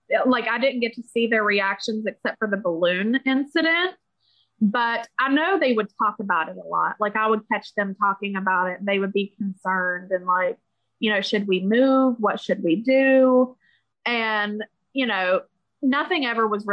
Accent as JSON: {"language": "English", "region": "West Virginia", "country": "United States", "said": "we're from West Virginia"}